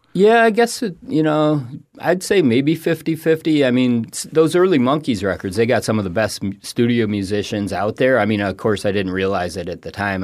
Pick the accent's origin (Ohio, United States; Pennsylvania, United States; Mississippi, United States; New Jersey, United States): Ohio, United States; Toledo; moved away as an adult; also born or lived in Rochester, New York / Laramie, Wyoming; now in Florida, United States; I grew up in Toledo, Ohio